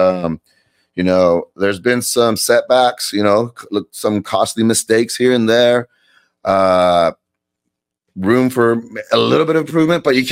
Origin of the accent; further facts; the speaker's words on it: Fresno, California, United States; we're from Fresno and stuff